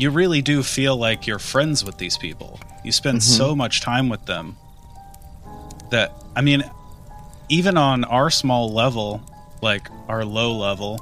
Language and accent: English; Midwest, United States; growing up in the Midwest in the time we did